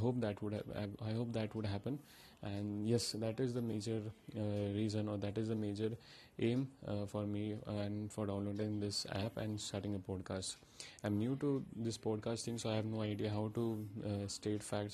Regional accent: India; I'm from India

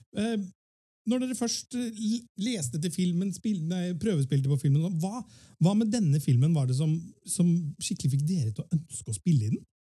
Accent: Fredrikstad, Østfold, Norway; Vi som er født og oppvokst her på Østlandet Jeg er jo selv fra Fredrikstad

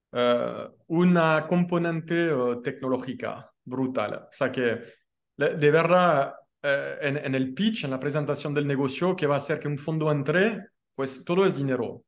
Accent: France; now in Mexico; como buen francés

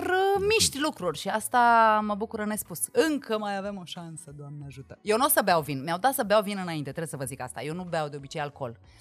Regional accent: Măgești, Bihor County, Romania; now in Bucharest, Romania

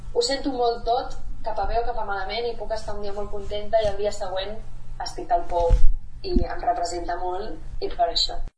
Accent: Granollers, Catalonia, Spain; moved away as an adult; now in Mallorca, Spain; vaig néixer a Granollers

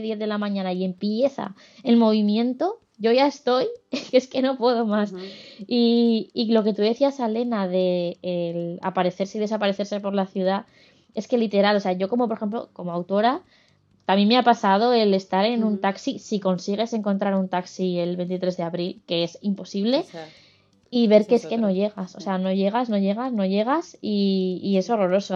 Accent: Aragon, Spain; moved away; Yo como aragonesa de nacimiento y de corazón

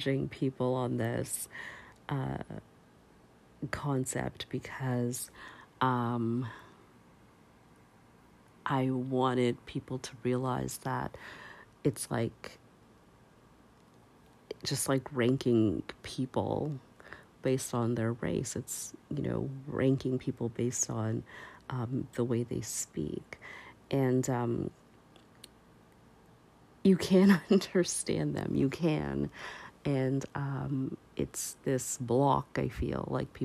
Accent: Canada; as a Canadian

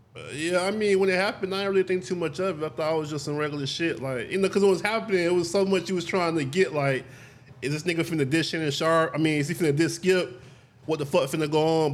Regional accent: United States; I'm actually from America.

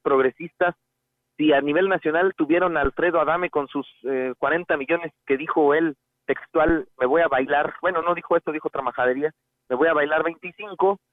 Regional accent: San Luis Potosí, Mexico; somos los, los potosinos

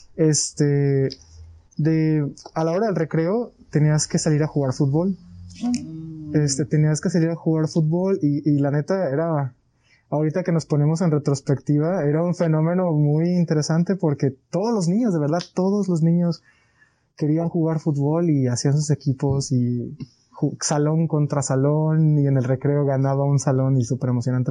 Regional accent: Colima, Mexico; Soy de aquí de Colima

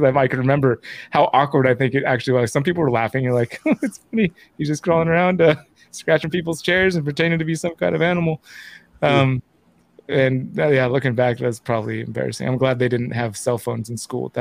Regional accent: the Bay Area, California, United States; I moved from Southern California up to the Bay and was going to a totally different school from second grade before first grade

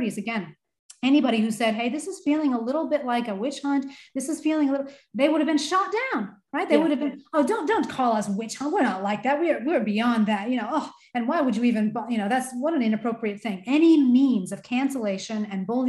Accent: United States; as an American myself

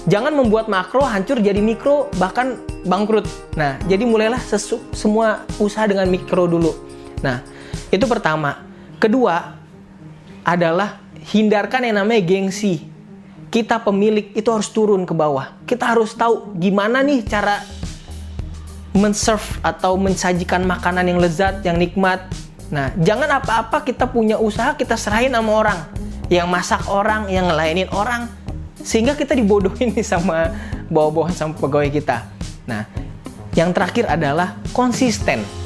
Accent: Slipi, Jakarta, Indonesia; sedangkan nih saya warga asli Sleepy

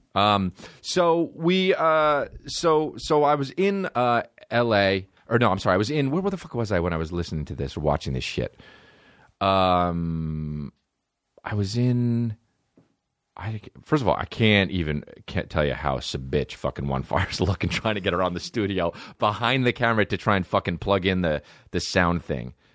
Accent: New Jersey, United States; I'm from New Jersey

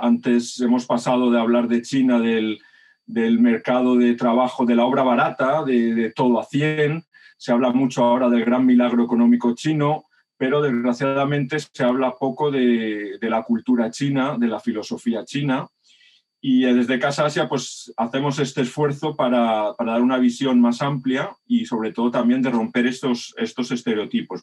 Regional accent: Madrid, Community of Madrid, Spain; also born or lived in Gràcia, Barcelona; now in Barcelona, Spain; Yo además soy un madrileño del barrio barceloní de Gracia, por la suerte de haberme criado con la movida madrileña

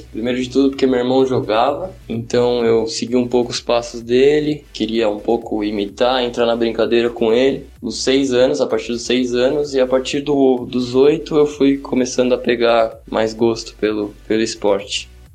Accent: São Bernardo do Campo, São Paulo, Brazil; sou de São Bernardo do Campo, São Paulo

